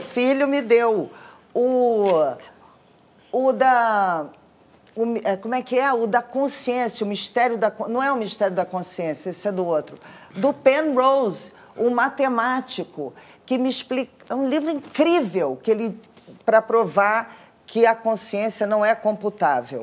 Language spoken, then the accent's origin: Portuguese; Rio de Janeiro, Brazil; Eu sou carioca, moro no Rio de Janeiro